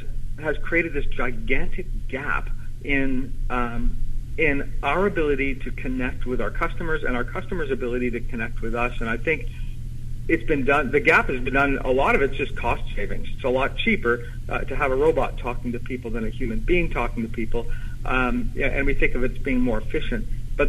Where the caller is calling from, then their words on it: Ottawa, Ontario, Canada; I am in Ottawa, Canada right now.